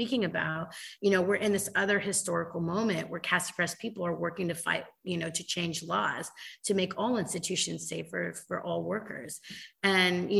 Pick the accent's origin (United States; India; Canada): United States; California; I grew up in California